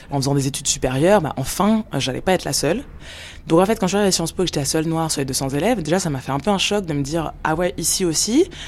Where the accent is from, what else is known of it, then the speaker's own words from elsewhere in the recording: Montanay, Auvergne-Rhône-Alpes, France; j'ai 31 ans, je viens de Lyon, enfin plus exactement de Montanay, un village dans la région lyonnaise. Je suis née euh, sous X à Lyon et puis donc euh, j'ai été adoptée ensuite, euh, j'avais 5 mois.